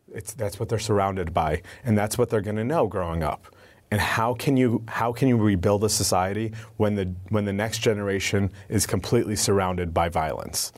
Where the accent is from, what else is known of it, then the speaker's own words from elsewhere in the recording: United States; also born or lived in Syria; I'm the only one in my family born here in the United States